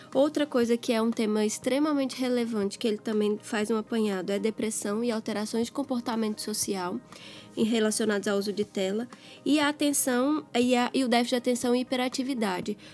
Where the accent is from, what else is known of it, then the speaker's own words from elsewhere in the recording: Minas Gerais, Brazil; moved away as an adult; now in Recife, Brazil; sou de Minas, fiz minha formação lá, nasci em Minas e agora vim para Recife já faz, já faz quatro anos.